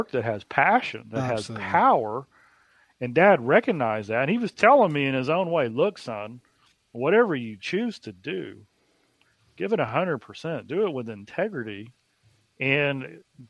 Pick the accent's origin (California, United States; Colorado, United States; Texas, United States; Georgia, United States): Texas, United States; Dallas; growing up on Dilbeck Lane in Dallas, Texas, being 7, 8, 9 years old